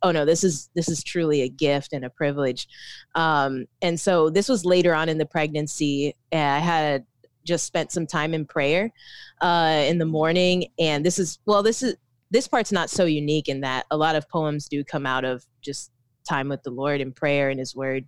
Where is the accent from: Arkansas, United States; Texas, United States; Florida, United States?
Florida, United States; Orlando; moved away as an adult; also born or lived in Philippines; now in Tampa, United States; I was raised in Orlando, uh, and born in the Philippines, but most of my life was in Orlando.